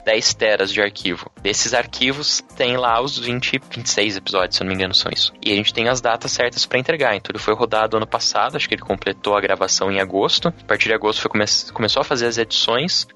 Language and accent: Portuguese; São Paulo, Brazil; now in Curitiba, Brazil; eu sou de São Paulo, na verdade, mas moro aqui já faz um tempo.